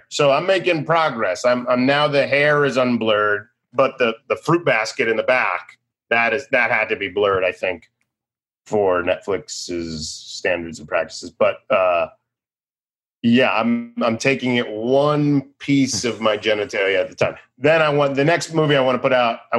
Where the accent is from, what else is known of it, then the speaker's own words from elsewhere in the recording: Randolph, Massachusetts, United States; I grew up in Boston.